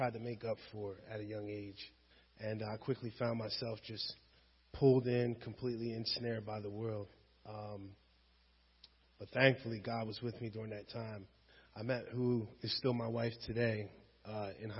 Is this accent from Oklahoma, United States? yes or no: no; Washington Township, New Jersey, United States; also born or lived in West Philadelphia, Pennsylvania; I'm from Washington Township